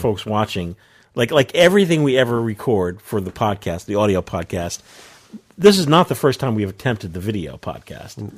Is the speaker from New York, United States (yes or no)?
yes; New York area, United States; John and I grew up in the New York area